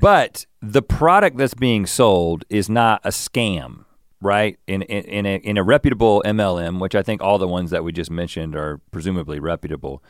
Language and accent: English; United States; I'm an American, and I guess I shower in a particular American way